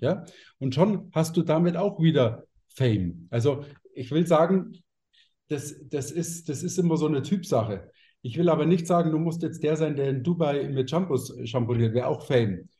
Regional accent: Munich, Bavaria, Germany; bei mir sagt man Servus, ich bin nämlich aus München.

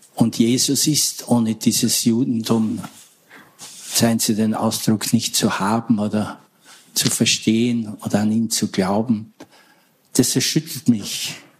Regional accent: Austria; ich komme mal halt aus Österreich

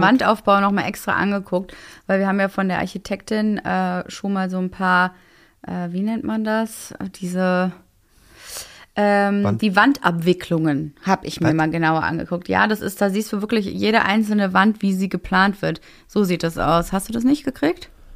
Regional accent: Berlin, Germany; als äh, Berlinerin

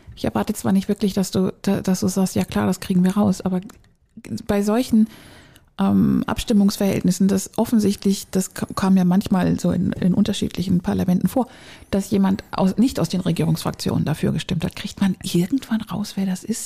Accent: Schleswig-Holstein, Germany; moved away; meine alte Heimat

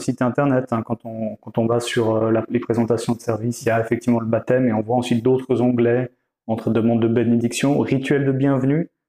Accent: Vaud, Switzerland; je viens plutôt du canton de Vaud

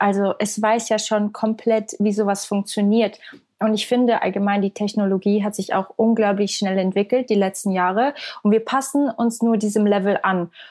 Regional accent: Switzerland; Ich komme aus der Schweiz. Also ich bin ähm, aus der Schweiz.

